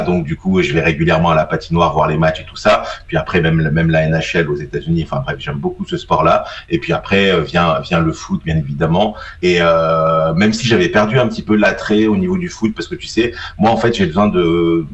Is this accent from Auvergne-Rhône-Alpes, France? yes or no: yes; Isère, Auvergne-Rhône-Alpes, France; je suis originaire donc de l'Isère, donc en gros j'habite entre Grenoble et Valence